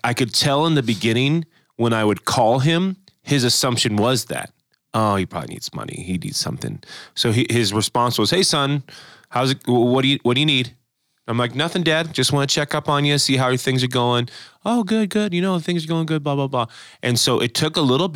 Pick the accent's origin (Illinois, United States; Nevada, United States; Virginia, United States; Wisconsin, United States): Nevada, United States; Las Vegas; moved away; also born or lived in San Diego; being from the West Coast, you know, I was born in Las Vegas, but I was in ministry in San Diego.